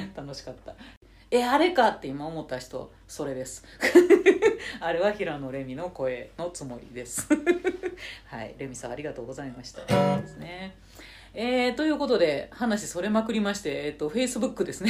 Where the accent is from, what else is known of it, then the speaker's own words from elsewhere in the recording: Nara, Japan; 海なし県の奈良で生まれ育った私